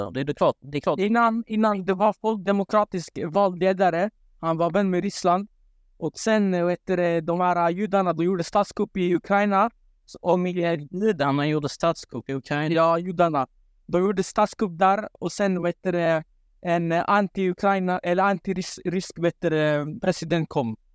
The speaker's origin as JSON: {"language": "Swedish", "country": "Palestine", "said": "Eh, ja, jag är halvt palestinier. Ja."}